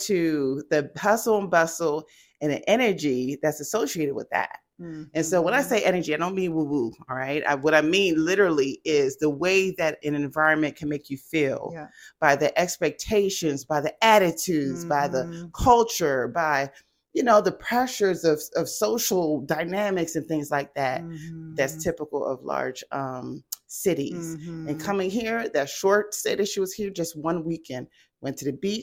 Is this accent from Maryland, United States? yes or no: yes; Fort Washington, Maryland, United States; moved away as an adult; also born or lived in Columbia, Maryland; now in Jacksonville, United States; Grew up in Fort Washington, Maryland